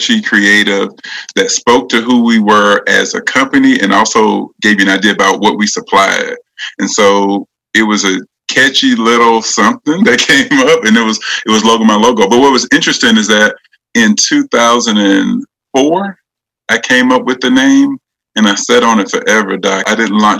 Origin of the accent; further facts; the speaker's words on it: Pensacola, Florida, United States; moved away as an adult; now in Nashville, United States; I'm originally from Pensacola. And of course, I live in Nashville, been here for 20 plus years at this point